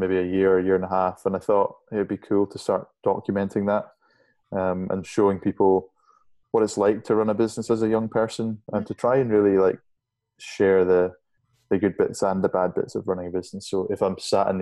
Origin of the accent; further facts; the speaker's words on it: Shetland Islands, Scotland, United Kingdom; I grew up in the Shetland Islands, way up north, as far north as you can go in the UK